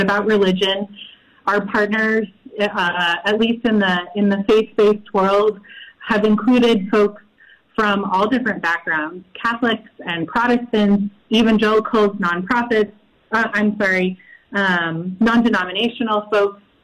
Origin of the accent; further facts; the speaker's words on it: Midwest, United States; moved away as an adult; also born or lived in El Paso, Texas; now in Las Cruces, United States; I'm originally from the Midwest